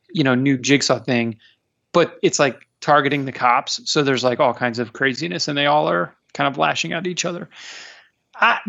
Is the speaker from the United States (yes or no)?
yes; outside Philadelphia, Pennsylvania, United States; I grew up outside Philadelphia